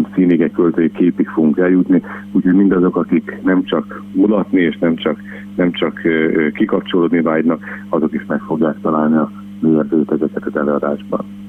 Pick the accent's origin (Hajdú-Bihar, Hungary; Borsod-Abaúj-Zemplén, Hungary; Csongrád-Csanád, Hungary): Csongrád-Csanád, Hungary; Szeged; Én természetesen Szegedi lévén